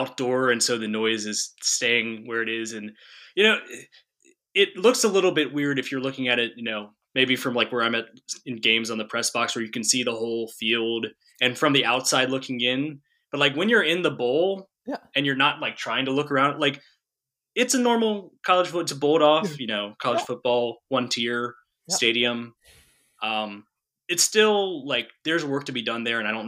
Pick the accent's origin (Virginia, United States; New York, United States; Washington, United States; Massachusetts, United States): Virginia, United States; Fairfax; moved away; I grew up in Fairfax.